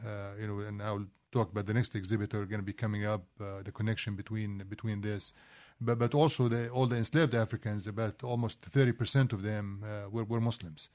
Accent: Kuwait; also born or lived in Palestine; now in United States; I, I, was actually born in Kuwait

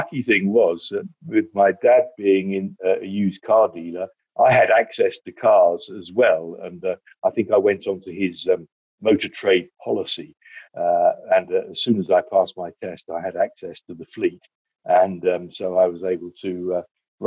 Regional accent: Southend-on-Sea, East of England, United Kingdom; also born or lived in Chile; now in Worcestershire, United Kingdom; I come from Essex

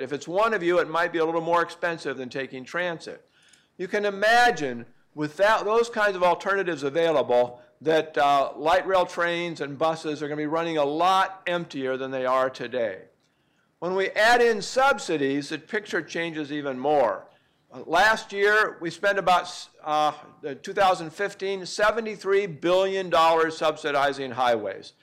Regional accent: Oregon, United States; I'm from Oregon

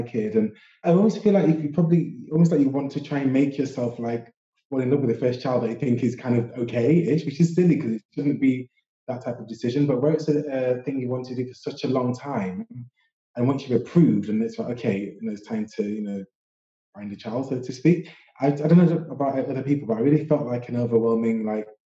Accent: Sheffield, Yorkshire and the Humber, United Kingdom; now in London, United Kingdom; I'm from Sheffield originally and live in London

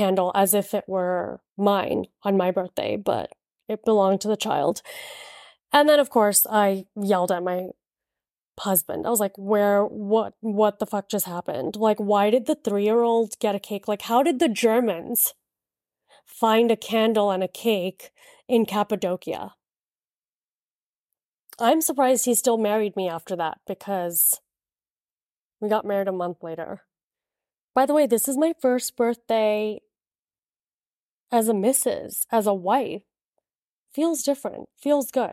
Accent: Miami, Florida, United States; moved away; I'm from Miami

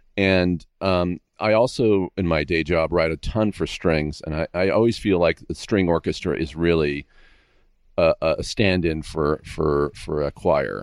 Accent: Castro Valley, California, United States; now in Agoura, United States; I grew up in Northern California in a, in a, in the Bay Area, but out in the town called Castro Valley

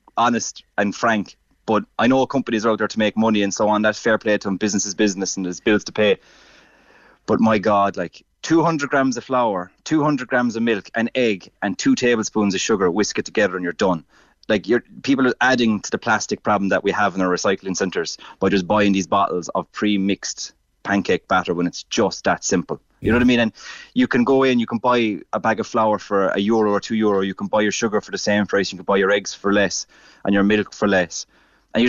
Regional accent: Ireland; as Irish people

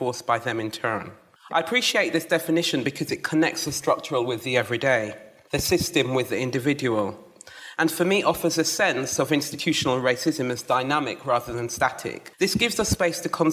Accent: Jamaica; also born or lived in London; now in England; I was born in London and raised in the mountains of Jamaica

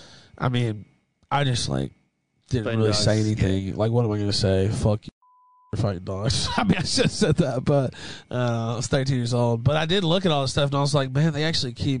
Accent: West Memphis, Arkansas, United States; I'm from West Memphis, Arkansas.

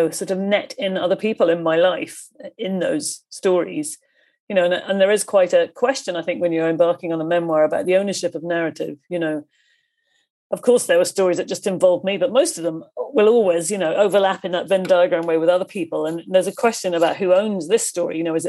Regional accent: Coleraine, Northern Ireland, United Kingdom; born there; I didn't want to start with, you know, I was born in Coleraine and then, you know, that didn't interest me at all.

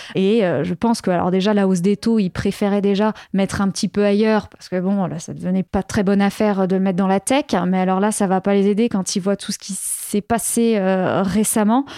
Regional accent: France; chez nous, en France

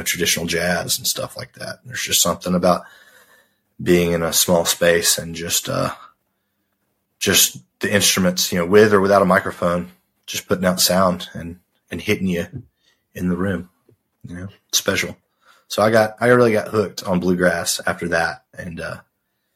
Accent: Arkansas, United States; I grew up in Arkansas

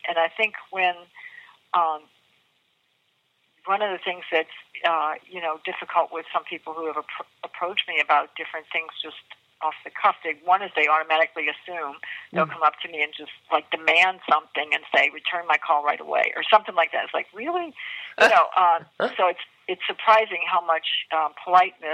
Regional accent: New Orleans, Louisiana, United States; I'm from New Orleans

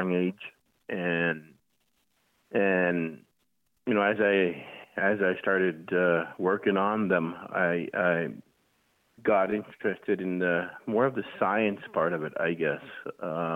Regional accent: Coral Harbour, Nunavut, Canada; moved away as an adult; now in Nova Scotia, Canada; I'm living in Nova Scotia at the moment, but I am actually from Coral Harbor, Nunavut

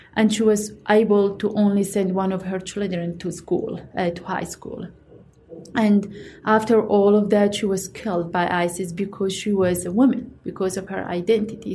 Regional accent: Iraq; moved away; I'm from the Yazidi community in Iraq

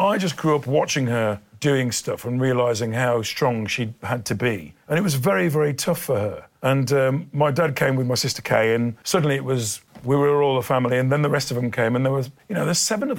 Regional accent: Dudley, West Midlands, United Kingdom; growing up in Dudley

